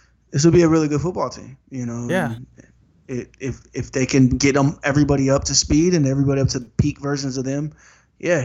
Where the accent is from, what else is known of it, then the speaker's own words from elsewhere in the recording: Sacramento, California, United States; I'm from Sacramento